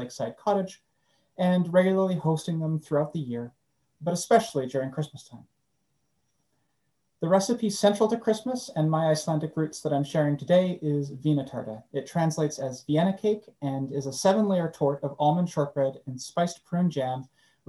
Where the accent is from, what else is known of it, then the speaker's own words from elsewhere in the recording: Winnipeg, Manitoba, Canada; As a fourth generation Canadian growing up in Winnipeg